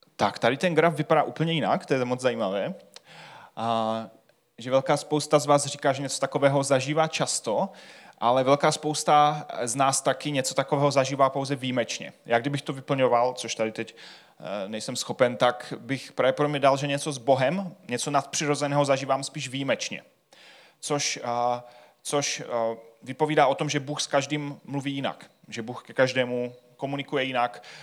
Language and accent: Czech; Czechia; jsme Češi